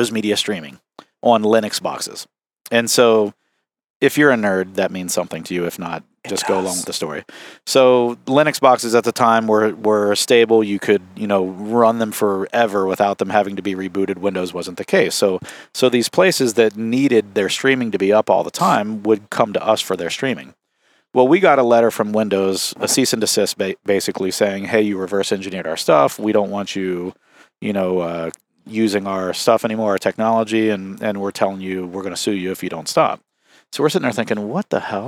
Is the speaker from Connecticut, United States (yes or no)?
no; Southeastern Ohio, United States; we're from Southeastern Ohio